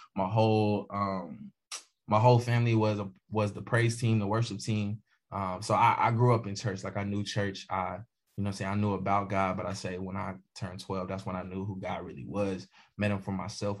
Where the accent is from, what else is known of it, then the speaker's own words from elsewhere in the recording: Bristol, Virginia, United States; I'm from Bristol, Virginia. Um, which again we call Virginia two two down. So um, yeah, Bristol, Virginia.